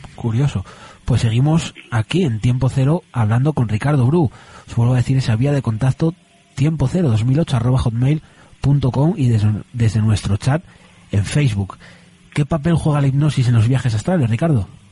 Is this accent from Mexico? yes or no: no; Asturias, Spain